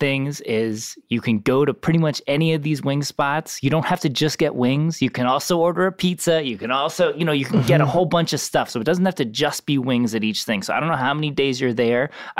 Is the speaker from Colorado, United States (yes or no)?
no; Connecticut, United States; You know, we would like do Christmas at home and then drive up to Buffalo from Connecticut.